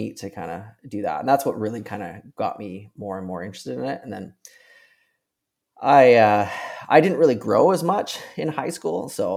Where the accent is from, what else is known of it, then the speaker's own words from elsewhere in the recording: Penticton, British Columbia, Canada; also born or lived in Victoria, Canada; I moved from Penticton to Victoria for school